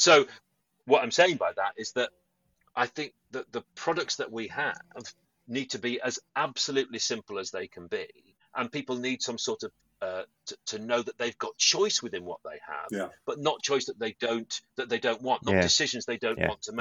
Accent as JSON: {"language": "English", "region": "Yorkshire and the Humber", "country": "United Kingdom", "said": "I'm from Yorkshire."}